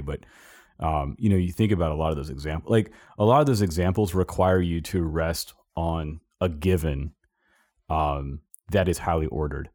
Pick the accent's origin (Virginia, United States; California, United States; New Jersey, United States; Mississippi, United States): California, United States; Southern; moved away; I grew up in California, Southern California